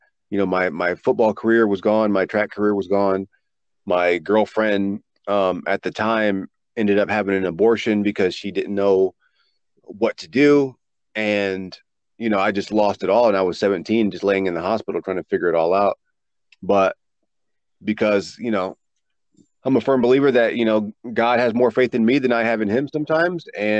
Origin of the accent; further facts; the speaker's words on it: East Coast, United States; I grew up on the East Coast with the ocean.